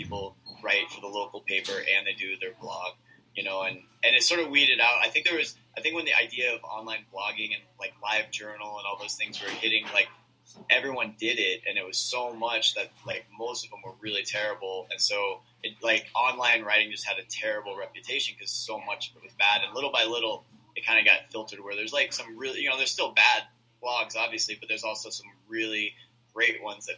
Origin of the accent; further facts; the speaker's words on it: Iowa, United States; Yeah, I grew up in Iowa, and I had just kind of gotten into zines, and when I was in Iowa, I had to, like, write letters